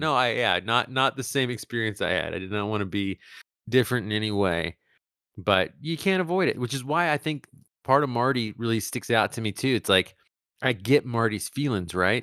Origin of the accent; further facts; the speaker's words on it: Tegucigalpa, Francisco Morazán, Honduras; moved away; also born or lived in Texas; the town I'm from